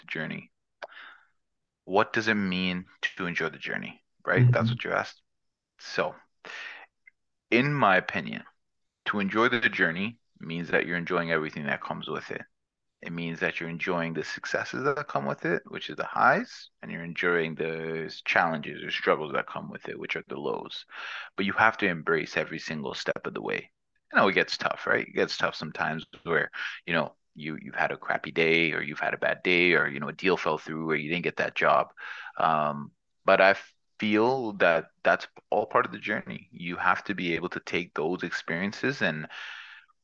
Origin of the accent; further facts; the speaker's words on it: Toronto, Ontario, Canada; I'm from Toronto.